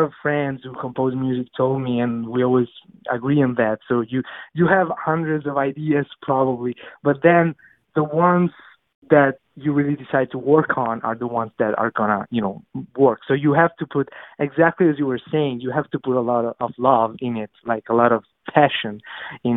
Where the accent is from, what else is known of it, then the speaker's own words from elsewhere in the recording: Naples, Campania, Italy; English is a second language; moved away as an adult; now in New York City, United States; my hometown, Napoli